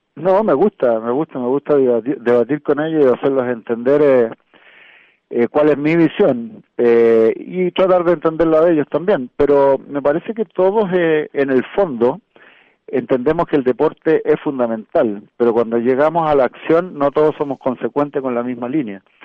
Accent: Chile

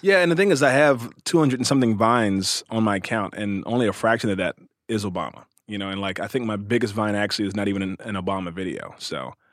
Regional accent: Cincinnati, Ohio, United States; also born or lived in Louisville, Kentucky; raised in Cincinnati, Ohio.

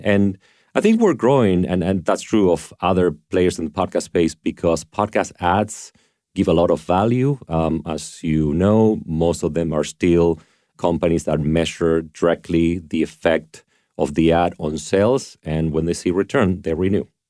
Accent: Argentina; moved away; I grew up in Argentina

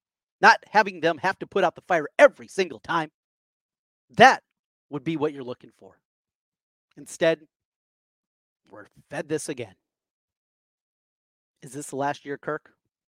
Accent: Osage, Iowa, United States; Growing up in North Iowa, family in Minnesota, cousins, family members that went to Minnesota

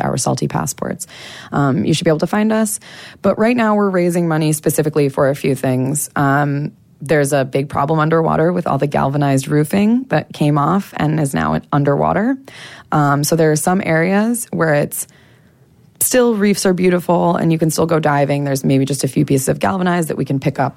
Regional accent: United States; accent: American; moved away as an adult; also born or lived in Las Vegas; now in Dominica; my American accent

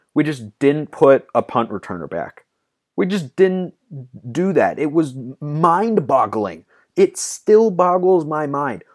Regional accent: Pacific Northwest, Oregon, United States; I'm from the Pacific Northwest. Shout out to 503.

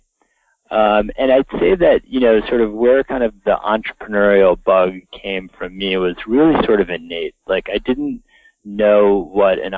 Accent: Connecticut, United States; the house that I grew up in Connecticut

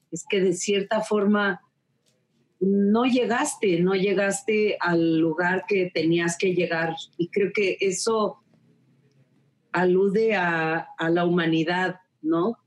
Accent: Oaxaca, Mexico; nosotros como oaxaqueños

